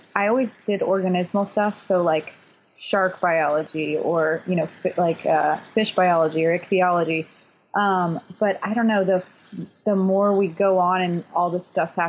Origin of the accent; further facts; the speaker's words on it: the South, United States; I was raised in the South, so butter on everything forever.